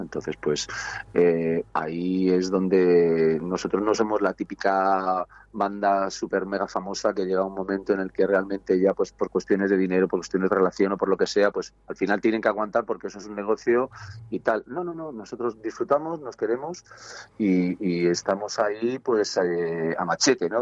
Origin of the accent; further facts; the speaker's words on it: Segovia, Castile and León, Spain; Somos de Segovia